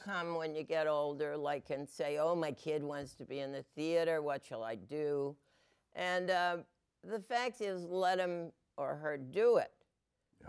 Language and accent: English; New England, United States; I'm from New England